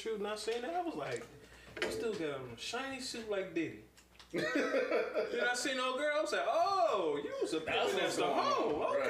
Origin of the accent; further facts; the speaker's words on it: Chicago, Illinois, United States; And I'm from Chicago.